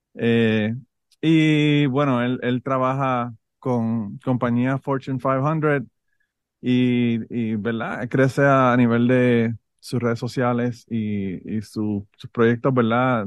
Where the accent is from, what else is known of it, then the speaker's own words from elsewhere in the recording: Puerto Rico; moved away; yo soy de Puerto Rico